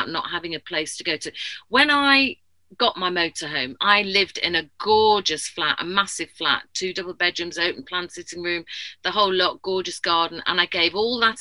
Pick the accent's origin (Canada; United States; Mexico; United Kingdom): United Kingdom; Yorkshire and the Humber; moved away as an adult; also born or lived in South of England; being a Yorkshire lass, even though I've lived down south for 20 years